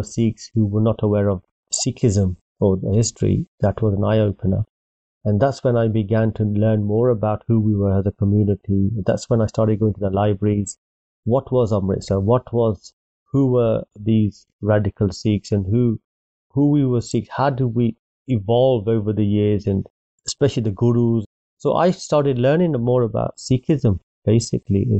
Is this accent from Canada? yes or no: no; England, United Kingdom; I was born in England